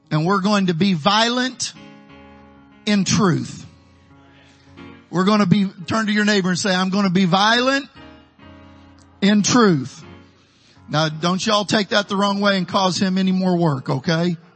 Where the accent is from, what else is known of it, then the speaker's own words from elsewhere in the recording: Midwest, United States; now in Texas, United States; Down in the valley, I'm a gringo from the Midwest. To all of you Texans, I'm a Yankee.